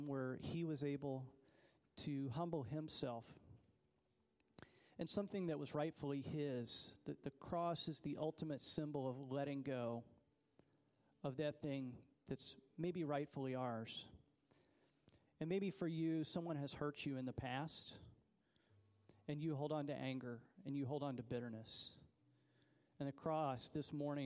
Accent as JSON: {"language": "English", "country": "United States", "said": "as an American"}